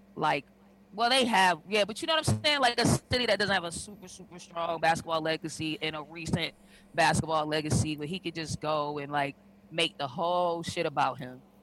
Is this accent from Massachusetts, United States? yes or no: yes; Boston, Massachusetts, United States; an area in Boston where I spent a good part of my life, Roxbury